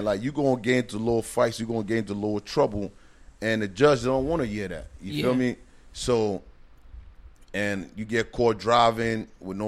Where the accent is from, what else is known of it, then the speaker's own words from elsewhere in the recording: Liberia; now in New Jersey, United States; I was born and raised in Liberia.